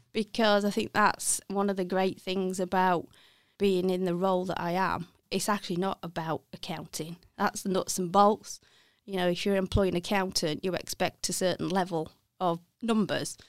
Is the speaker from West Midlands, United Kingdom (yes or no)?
yes; Walsall, West Midlands, United Kingdom; accent: Brummie; moved away as an adult; now in Sheffield, United Kingdom; I am a, a Bromé, so I originally come from Walthall.